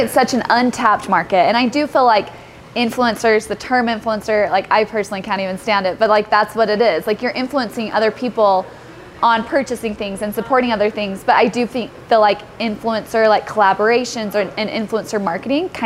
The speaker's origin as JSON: {"language": "English", "town": "Salt Lake City", "region": "Utah", "country": "United States", "tie": "born or raised there", "said": "born and raised in Salt Lake City, lived here pretty much my whole life"}